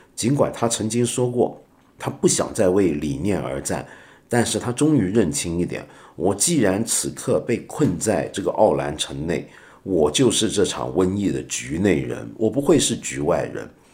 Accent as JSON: {"language": "Chinese", "country": "China", "said": "我们中国人"}